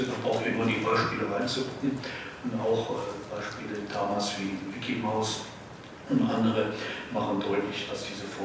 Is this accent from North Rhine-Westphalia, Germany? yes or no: no; Frankenberg, Hesse, Germany; ich bin in Nordhessen in Frankenberg aufgewachsen